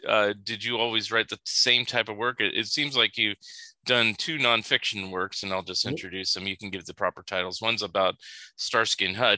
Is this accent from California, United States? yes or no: yes; Northern California, United States; now in Springfield, United States; But I'm a California native anyway. Oh. So, mainly Northern California, but I've been to Southern California many, many, many times.